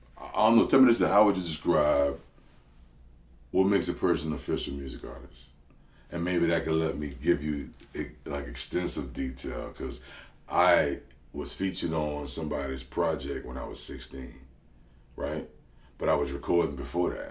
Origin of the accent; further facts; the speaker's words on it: New Orleans, Louisiana, United States; I grew up 4 houses from where bounce music was invented.